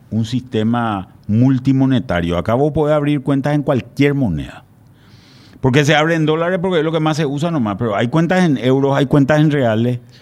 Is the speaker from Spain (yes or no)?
no; Paraguay; los paraguayos